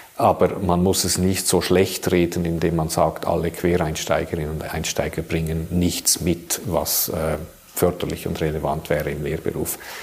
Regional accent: Switzerland; bei uns in der Schweiz

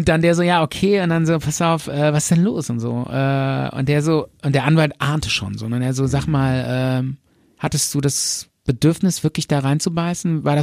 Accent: Bonn, North Rhine-Westphalia, Germany; Wir kommen aus Bonn.

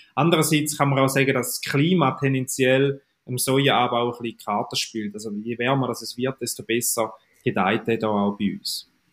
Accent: Eastern Switzerland, Switzerland; man hört es mir an, ich komme aus der Ostschweiz

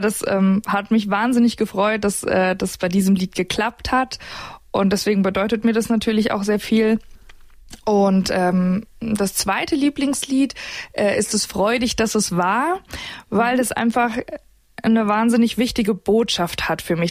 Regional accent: Tann, Hesse, Germany; moved away as an adult; now in Munich, Germany; ich komme aus Tann in der Rhön und ähm, arbeite jetzt in München bei Antenne Bayern

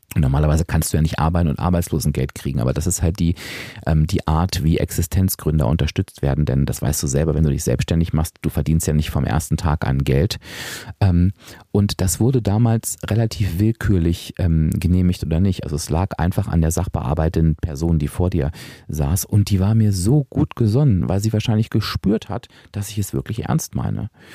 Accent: Hanover, Lower Saxony, Germany; moved away as an adult; ich bin wieder in meinen Heimatort gezogen, nach Hannover.

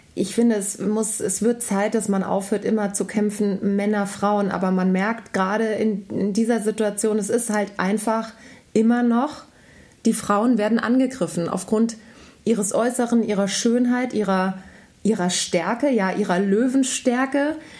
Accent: Germany; als Deutsche

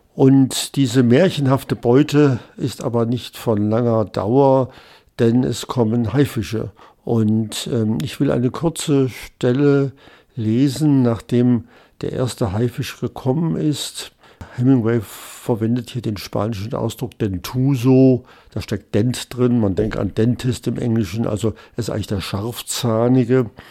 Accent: West Germany, Germany; als Westdeutscher

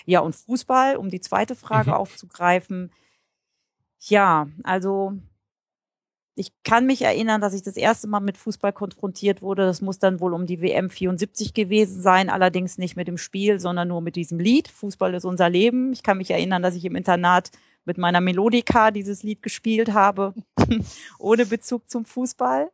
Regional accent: Einbeck, Lower Saxony, Germany; also born or lived in Hannover; in meiner Heimatstadt Einbeck in der Nähe von Göttingen

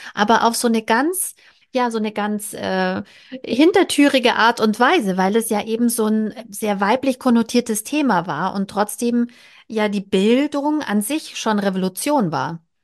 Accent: Bavaria, Germany; aus meiner Heimat, ich komme aus Bayern

